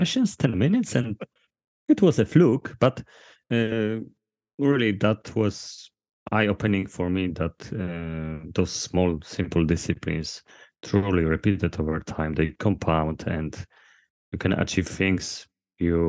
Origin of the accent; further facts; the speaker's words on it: Poland; I'm from Poland